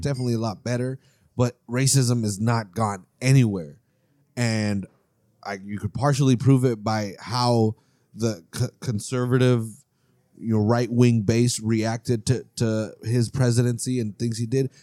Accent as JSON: {"language": "English", "country": "United States"}